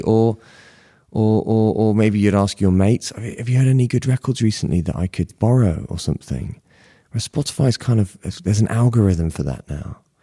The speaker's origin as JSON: {"language": "English", "town": "Bristol", "region": "South West England", "country": "United Kingdom", "tie": "born or raised there", "said": "I was living by the seaside in the outskirts of Bristol"}